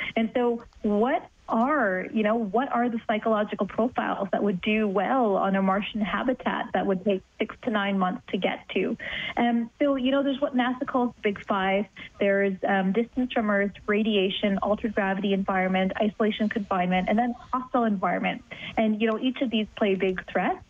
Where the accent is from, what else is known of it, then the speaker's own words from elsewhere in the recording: Canada; I'm Canadian